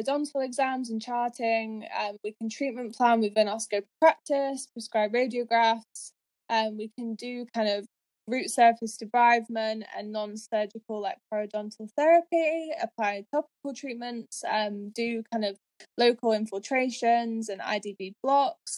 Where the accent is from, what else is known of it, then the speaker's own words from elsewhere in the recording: Yorkshire and the Humber, United Kingdom; moved away as an adult; now in Edinburgh, United Kingdom; originally I'm from Yorkshire